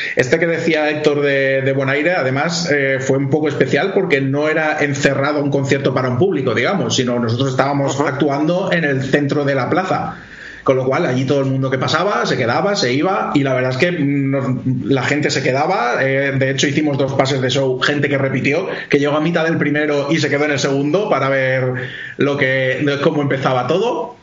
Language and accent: Spanish; Alaquàs, Valencian Community, Spain; yo toda mi vida la he hecho aquí en, en Alacuas y nada, carrera, el colegio, instituto